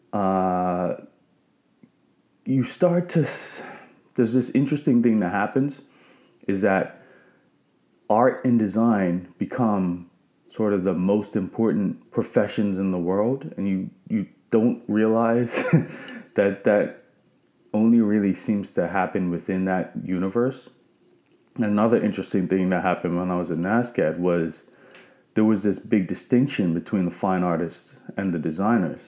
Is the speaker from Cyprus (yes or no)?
no; Bermuda; moved away as an adult; also born or lived in Nova Scotia; I grew up in Bermuda